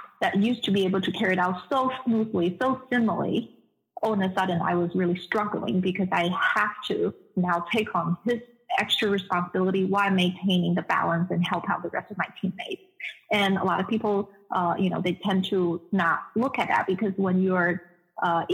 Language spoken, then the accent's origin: English; China; moved away as an adult; also born or lived in Netherlands / United Kingdom; now in Des Moines, United States; I was born and raised in China. I spent 25 years there before I left China.